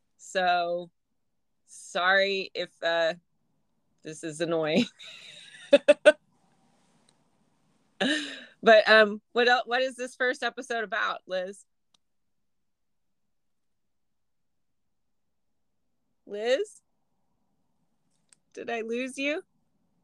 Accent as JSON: {"language": "English", "town": "Oklahoma City", "region": "Oklahoma", "country": "United States", "tie": "born or raised there", "moved": "as an adult", "lives_now": "Portland, United States", "said": "I was born in Oklahoma, Oklahoma City, and born and raised there. I lived there for 30 years"}